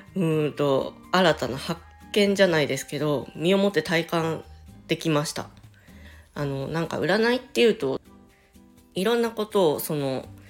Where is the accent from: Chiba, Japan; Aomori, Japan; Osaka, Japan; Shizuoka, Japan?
Chiba, Japan; 千葉県民なんです。もう生まれも育ちも千葉県です。